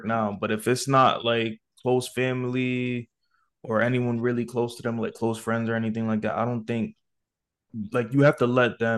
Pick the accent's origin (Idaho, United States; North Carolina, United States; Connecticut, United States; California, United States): Connecticut, United States; I'm from Connecticut